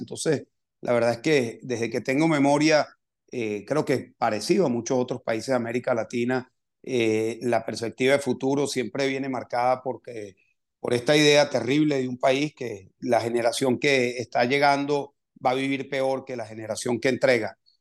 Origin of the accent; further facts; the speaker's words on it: Caracas, Capital District, Venezuela; moved away as an adult; now in Spain; yo soy un venezolano, eh, crecí, me formé en Venezuela